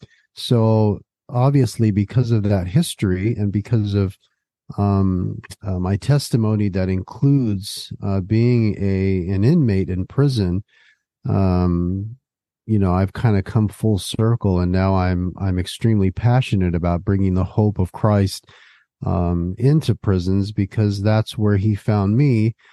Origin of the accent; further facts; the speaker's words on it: West Covina, California, United States; also born or lived in San Gabriel; I was born in San Gabriel, California, which is in Southern California, and I was pretty much raised the majority of my childhood in a suburb just outside of Los Angeles called West Covina.